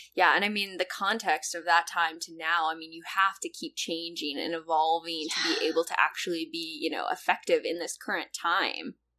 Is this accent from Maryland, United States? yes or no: no; California, United States; moved away as an adult; now in Chicago, United States; I'm originally from California, which is where what I know, and then just moved to Chicago after college